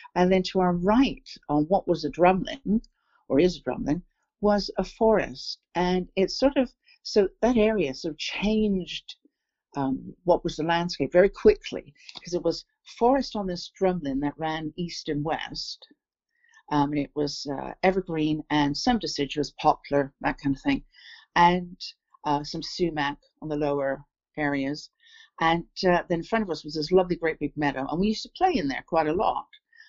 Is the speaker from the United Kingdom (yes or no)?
yes; England, United Kingdom; moved away; also born or lived in Toronto, Canada; because I was born here in England, in the town where I grew up as I was born here in a small town on the south coast of England, and I have returned here. I went to Toronto with my family in 1966.